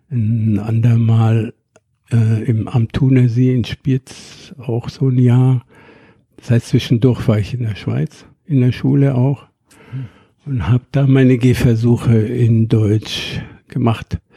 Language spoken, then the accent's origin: German; Cairo, Cairo Governorate, Egypt; Das war ein Stadtteil, das sogar inzwischen verslammt ist, damals so bürgerlich war